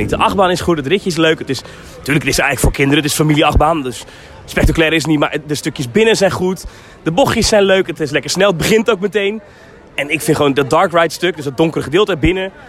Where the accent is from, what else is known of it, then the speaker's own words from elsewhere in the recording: United States; Ja, dat is grappig dat je het zegt, want ik ben Amerikaan, want ik heb toevallig een Amerikaans paspoort.